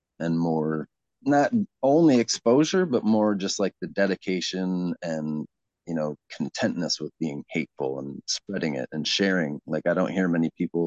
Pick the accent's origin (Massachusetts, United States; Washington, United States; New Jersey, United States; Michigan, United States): Michigan, United States; Ann Arbor; also born or lived in Evanston, Illinois / Chicago, Illinois; I was born in Evanston, just outside of Chicago. I moved to Ann Arbor, I guess. I was just a baby, so I was raised in Ann Arbor